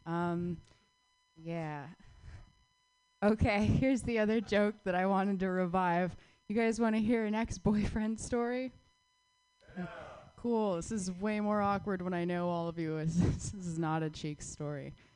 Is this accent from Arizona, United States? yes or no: yes; Phoenix, Arizona, United States; moved away; my hometown